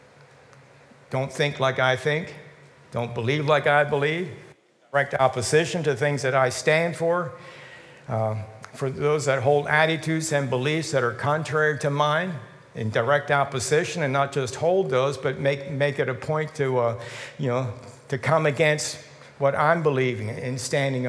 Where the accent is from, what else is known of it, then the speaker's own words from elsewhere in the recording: United States; We have a citizenship here as American citizens